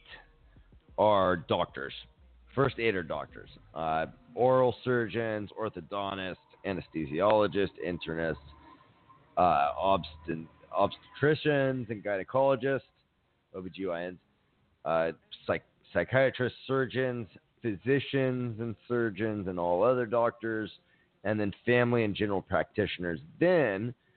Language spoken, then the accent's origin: English; Miami, Florida, United States; I grew up in Miami